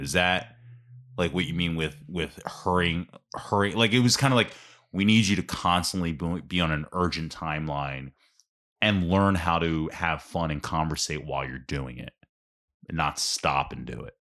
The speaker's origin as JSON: {"language": "English", "town": "Ambler", "region": "Pennsylvania", "country": "United States", "tie": "born or raised there", "said": "I grew up in Ambler, like, in South Ambler, Chestnut Street"}